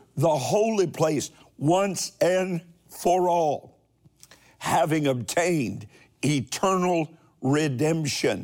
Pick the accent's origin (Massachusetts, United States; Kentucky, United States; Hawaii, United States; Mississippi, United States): Kentucky, United States; my home state of Kentucky